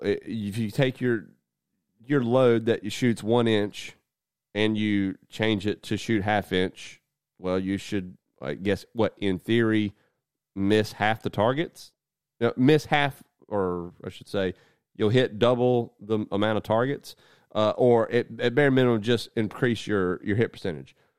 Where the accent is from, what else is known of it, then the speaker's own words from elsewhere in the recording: United States; as an American